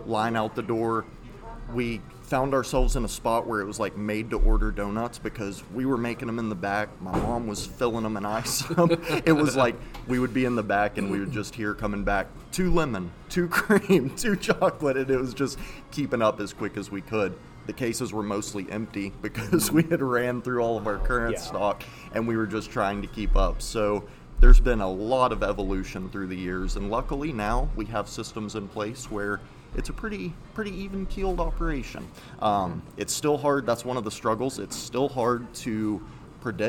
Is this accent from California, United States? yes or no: no; Texas, United States; moved away as an adult; now in Canton, Ohio, United States; my dad, he owned two different donut shops in Texas growing up.